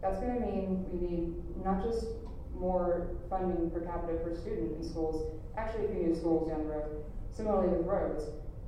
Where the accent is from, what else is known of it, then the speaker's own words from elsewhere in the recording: Texas, United States; the things you hear as a Texan, oh, Texans are just so backwards, so knuckle-dragging.